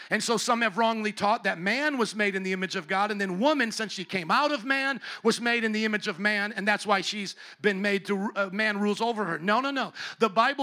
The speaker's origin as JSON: {"language": "English", "town": "Chicago", "region": "Illinois", "country": "United States", "said": "where are you from? I said, Chicago"}